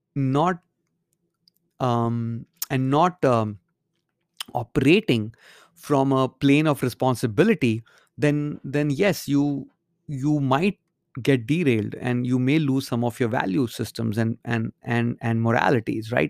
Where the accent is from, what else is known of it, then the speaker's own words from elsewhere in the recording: India; moved away; when I grew up in India